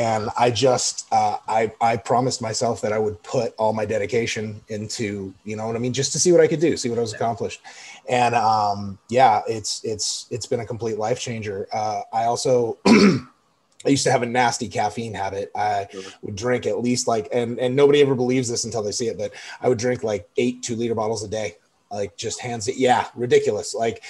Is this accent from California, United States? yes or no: yes; Pomona, California, United States; born there; also born or lived in Chicago / Denver / Louisiana, United States / Sacramento; I was in Chicago, Denver, LA, Sacramento. I was born in Pomona, California.